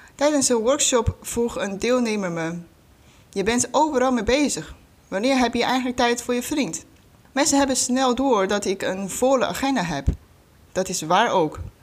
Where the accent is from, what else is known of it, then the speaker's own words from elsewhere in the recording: China; Dutch is a second language; moved away as an adult; now in Netherlands; oorspronkelijk kom ik uit China. Voor de studie ben ik naar Nederland gekomen. Inmiddels woon ik hier al bijna 13 jaar.